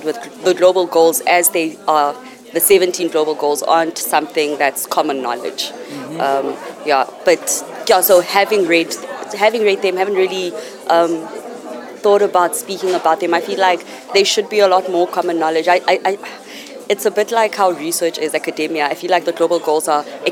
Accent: South Africa; I'm from South Africa.

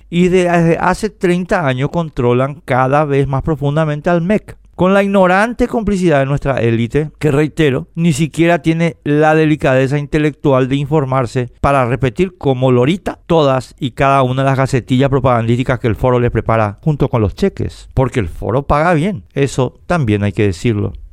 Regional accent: Paraguay; Queremos seguir siendo paraguayos

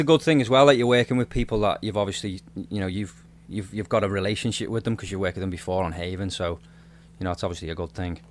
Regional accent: Liverpool, North West England, United Kingdom; now in Nova Scotia, Canada; I'm not from Nova Scotia, but I'm I live here now. Obviously, I'm I'm originally from Liverpool, uh, UK.

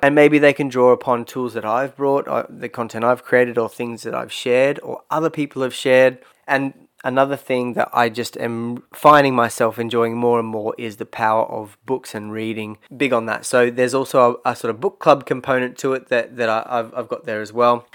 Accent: Australia; moved away as an adult; also born or lived in Brisbane; growing up in Australia

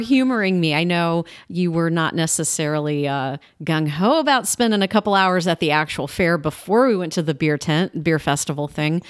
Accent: Ohio, United States; moved away; I grew up in Ohio

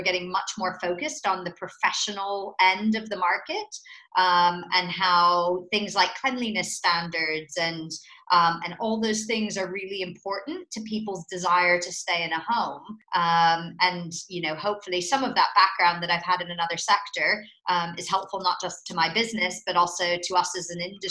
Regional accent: United States; accent: American; moved away as an adult; also born or lived in Netherlands; now in United Kingdom; you can probably tell from my accent that I'm American

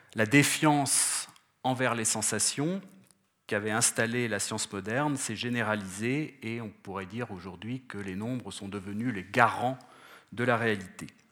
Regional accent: France; je viens de France

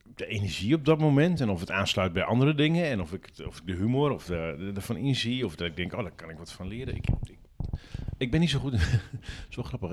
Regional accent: Drenthe, Netherlands; omdat ik uit Drenthe kom

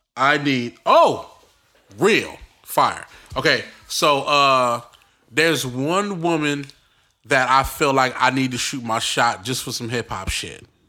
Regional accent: New York City, New York, United States; I'm from Brooklyn

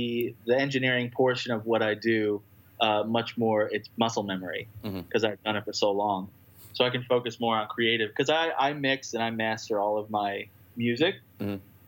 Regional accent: Long Island, New York, United States; now in Brooklyn, United States; I grew up in Long Island.

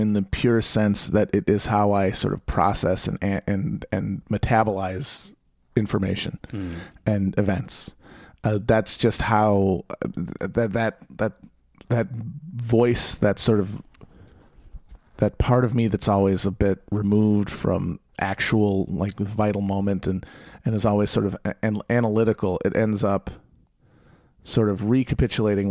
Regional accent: Manitowoc, Wisconsin, United States; I grew up in Manitowoc

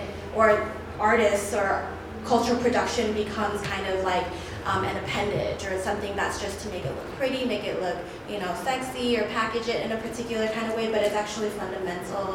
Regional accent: Chicago, Illinois, United States; I was born and raised in Chicago

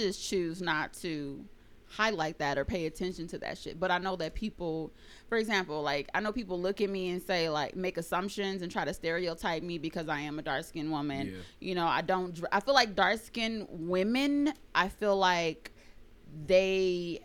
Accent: Rialto, California, United States; I'm from San Bernardino too. I grew up in Rialto though

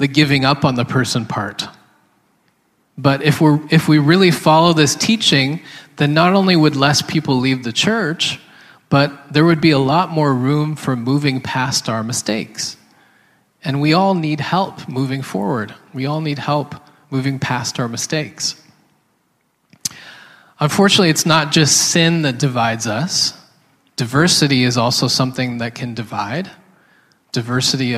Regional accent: Canada; My wife is Korean, and I am Canadian

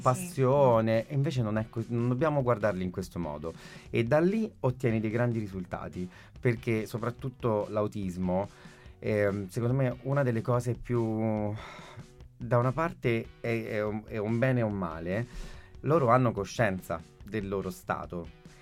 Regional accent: London, United Kingdom; moved away; also born or lived in Catanzaro Lido, Italy; io sono nato a Londra nell'ottantuno

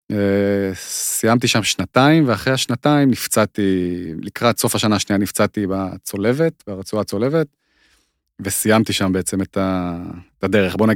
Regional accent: Israel; also born or lived in Moscow, Russia; אני נולדתי במוסקבה, נכון, כן. אנחנו עלינו בגיל שלוש עליתי.

